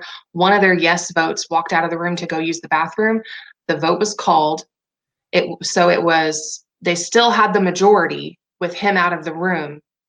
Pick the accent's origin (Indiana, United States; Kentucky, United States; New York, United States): Indiana, United States; moved away; also born or lived in Tennessee; I'm originally from Indiana, and I lived in Tennessee for 5 years too.